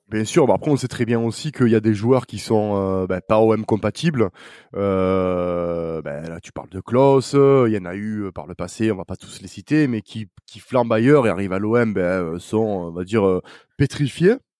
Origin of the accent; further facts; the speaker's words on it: south of France, France; accent: accent chantant (southern); mon accent chantant